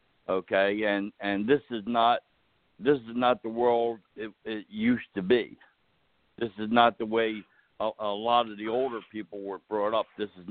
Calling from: New Jersey, United States; I'm calling from New Jersey.

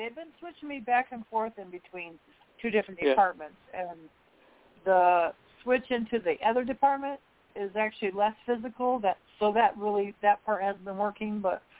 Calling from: Indiana, United States; I'm calling from Indiana.

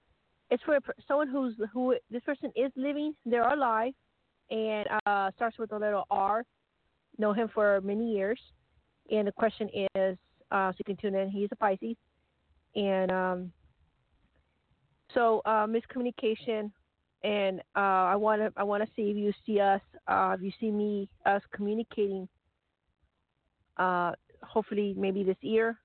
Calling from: Arizona, United States

